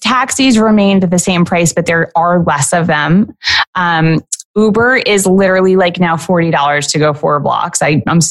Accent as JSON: {"language": "English", "town": "New York City", "region": "New York", "country": "United States", "tie": "born or raised there", "said": "I was raised in the crack era yeah. of New York City"}